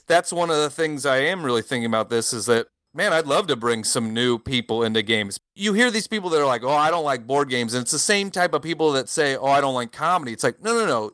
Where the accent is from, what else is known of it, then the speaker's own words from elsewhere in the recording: United States; moved away as an adult; now in France; I grew up in America, but I live in France now